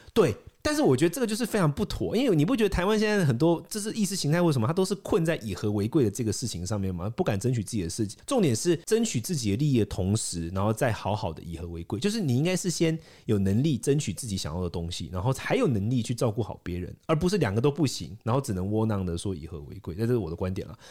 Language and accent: Chinese; India; now in Taiwan; 我是在一个很辛苦的环境，印度长大